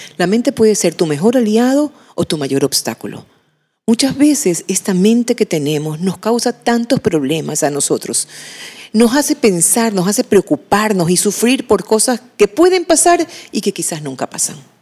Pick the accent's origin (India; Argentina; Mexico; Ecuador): Ecuador; Machala, El Oro; en mi casa en Machala, de donde yo soy, con mis padres